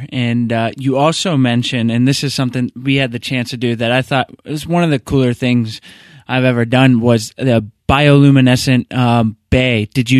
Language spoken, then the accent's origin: English; outside of Atlanta, Georgia, United States; I grew up outside of Atlanta